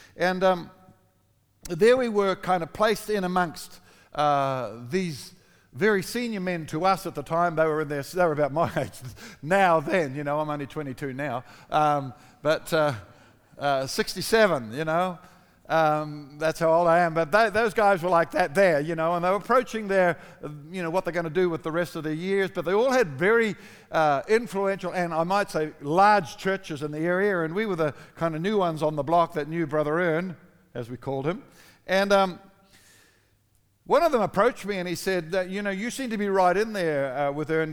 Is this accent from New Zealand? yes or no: yes; New Zealand; moved away; also born or lived in Australia; I'm a Kiwi